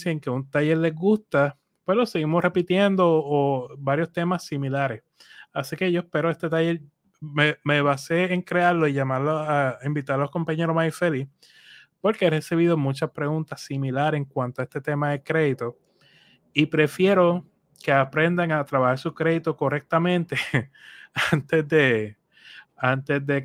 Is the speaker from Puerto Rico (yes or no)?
yes; Puerto Rico; soy boricua